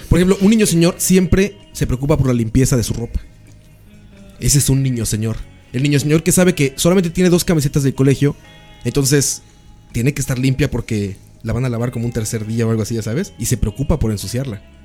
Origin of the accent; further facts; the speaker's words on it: Mexico; now in Costa Rica; Yo me creía nacionalista como mexicano